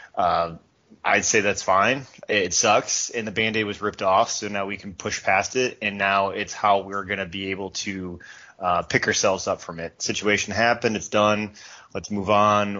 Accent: United States; as an American

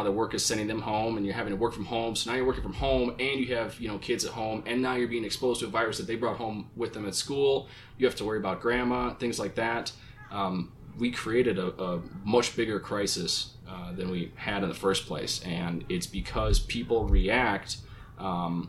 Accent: Minnesota, United States; my home state of Minnesota.

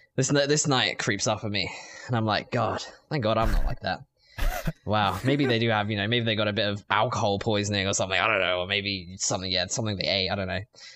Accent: England, United Kingdom; See, I'm English, swagger.

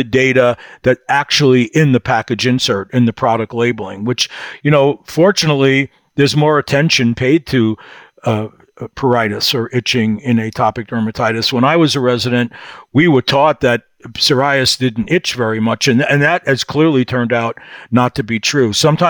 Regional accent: New York City, New York, United States; moved away; We're from Brooklyn.

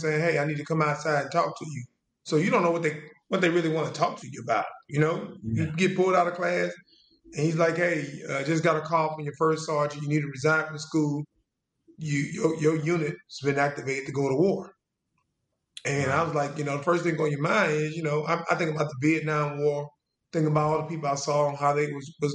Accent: Jena, Louisiana, United States; also born or lived in California; I moved to Louisiana when I was 9

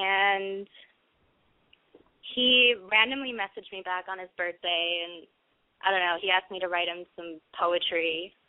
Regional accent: Minneapolis, Minnesota, United States; I'm from Minneapolis, and I'm 20.

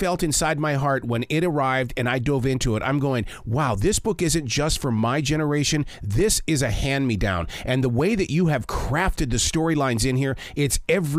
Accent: Billings, Montana, United States; moved away; also born or lived in Pacific Northwest; I grew up in Billings, Montana, where we had the sandstone cliffs. They called them the rims.

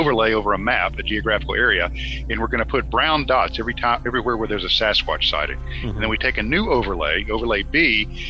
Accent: Norcross, Georgia, United States; I grew up in Gwinnett County, right on the line of DeKalb County, in the Norcross area

